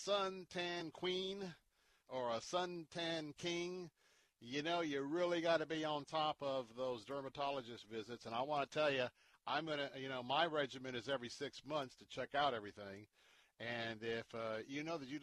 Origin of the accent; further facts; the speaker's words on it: Tampa, Florida, United States; accent: Southern; I'm Southern. I was born and raised here in Tampa, you know? We have our own language.